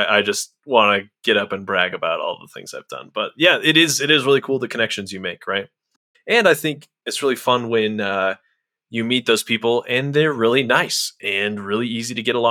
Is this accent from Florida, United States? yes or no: no; Colorado, United States; growing up in Colorado on the east side of the Rockies